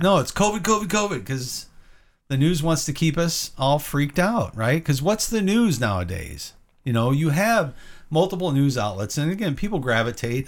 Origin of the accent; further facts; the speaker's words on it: Illinois, United States; moved away; also born or lived in the South; moved out of where my hometown is in Illinois